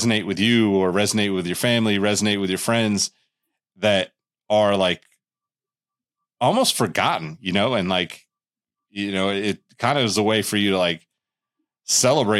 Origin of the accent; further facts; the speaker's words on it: Sacramento, California, United States; I'm from Sacramento, California originally